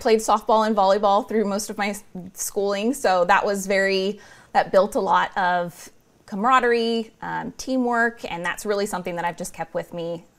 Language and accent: English; Turlock, California, United States; moved away as an adult; also born or lived in Modesto, California; now in Fresno, United States; I'm a Central Valley born and raised. I was born in Modesto and raised in Turlock, so okay. I'm very familiar with this area. I wanted that big city experience, so I decided to test the waters in Fresno and have been here 9 years now.